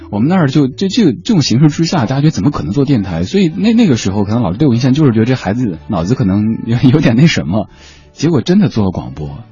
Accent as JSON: {"language": "Chinese", "region": "Sichuan", "country": "China", "tie": "born or raised there", "moved": "yes", "said": "在我们老家四川那边讲普通话都是一件特别不现实的事情"}